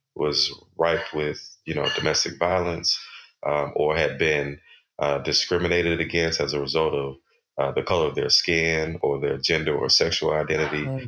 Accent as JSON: {"language": "English", "region": "Texas", "country": "United States", "tie": "born or raised there", "said": "I grew up in in Texas"}